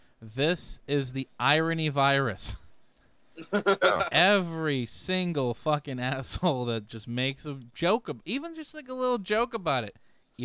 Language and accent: English; Chicago, Illinois, United States; I was born and raised in Chicago.